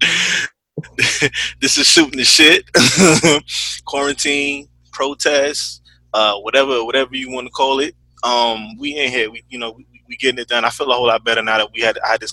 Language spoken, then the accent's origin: English; Atlanta, Georgia, United States; I grew up in Atlanta